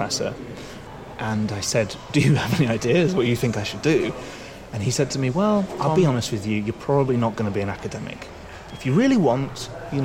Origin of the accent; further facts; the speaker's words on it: United Kingdom; moved away as an adult; now in Moscow, Russia; Based in Russia, in Moscow, although I'm British